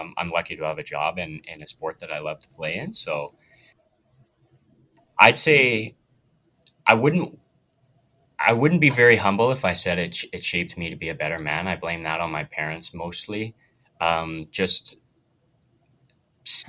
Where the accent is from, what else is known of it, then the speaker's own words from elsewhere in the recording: Wetaskiwin, Alberta, Canada; moved away as an adult; now in Camrose, Canada; I grew up not too far from Camrose. It's a place called Wetaskiwin.